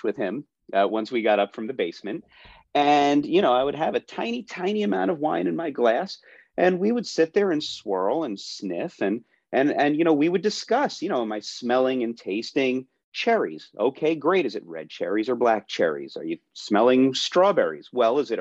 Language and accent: English; Philadelphia suburbs, Pennsylvania, United States; I grew up in the Philadelphia suburbs